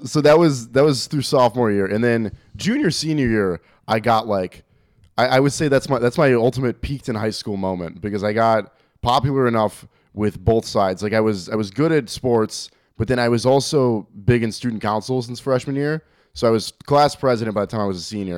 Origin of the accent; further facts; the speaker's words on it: Algonquin, Illinois, United States; also born or lived in Woodstock, Illinois; now in Arlington Heights, United States; I grew up in Algonquin, but then I went to school out in Woodstock, which is even further north